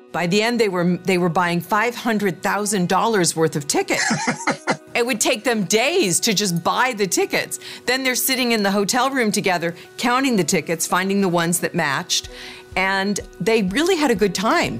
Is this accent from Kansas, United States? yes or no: yes; Kansas, United States; I'm from the Midwest. My parents are from the Midwest. I was born in Kansas